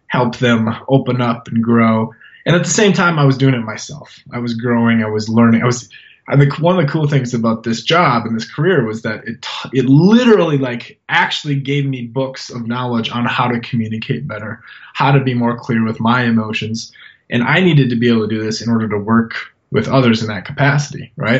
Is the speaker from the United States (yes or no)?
yes; North Dakota, United States; now in Montana, United States; North Dakota. I was born in North Dakota.